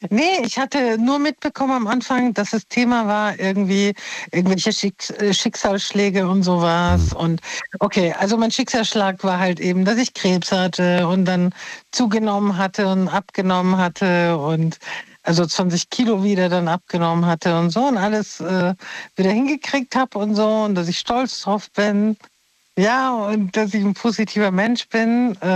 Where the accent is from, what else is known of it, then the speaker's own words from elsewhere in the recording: Mainz, Rhineland-Palatinate, Germany; Ja, wie geil, ich komme aus Mainz.